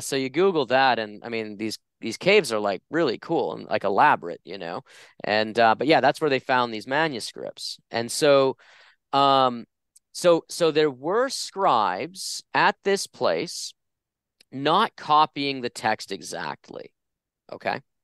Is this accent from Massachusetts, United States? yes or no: yes; just outside of Boston, Massachusetts, United States; moved away as an adult; now in Phoenix, United States; I grew up just outside of Boston, Massachusetts.